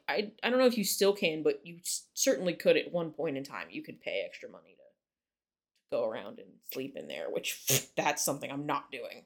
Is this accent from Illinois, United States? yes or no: no; West Virginia, United States; I'm Appalachian and I am proud